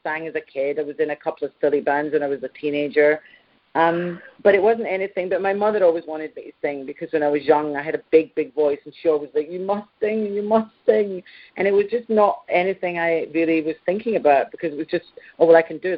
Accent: Scotland, United Kingdom; I'm very Scottish

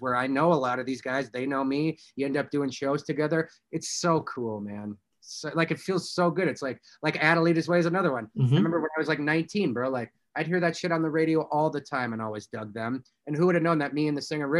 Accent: Indiana, United States; I'm from Indiana.

